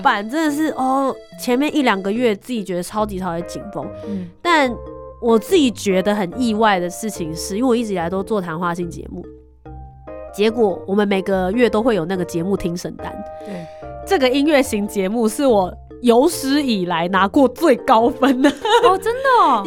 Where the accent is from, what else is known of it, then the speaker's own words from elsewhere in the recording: Taiwan; 我是台湾人，台湾 Number One。